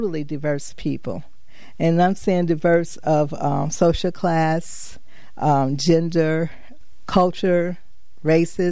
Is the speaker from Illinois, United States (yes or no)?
yes; Chicago, Illinois, United States; moved away as an adult; also born or lived in Hartford, Connecticut / New London, Connecticut; now in Connecticut, United States; I grew up in Chicago